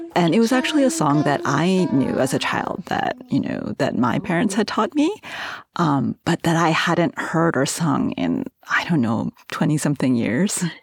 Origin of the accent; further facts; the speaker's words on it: New York, United States; moved away as an adult; also born or lived in Seoul, South Korea; I was born in Seoul, South Korea, and I immigrated to the States um, when I was really little and grew up in New York